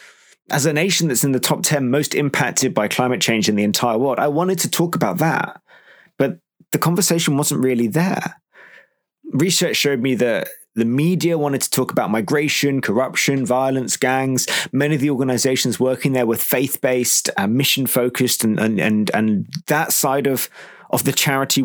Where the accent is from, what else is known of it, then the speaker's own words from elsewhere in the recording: United Kingdom; As a British person, you don't find that you are exposed to a country like Guatemala growing up